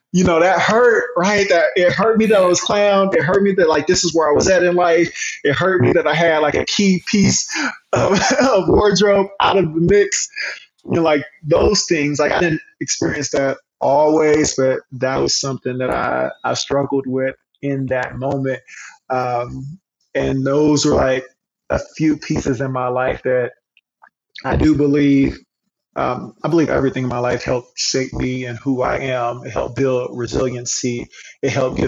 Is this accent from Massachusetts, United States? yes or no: no; Hot Springs, Arkansas, United States; we grew up in the Black Projects, as they called them, in Hot Springs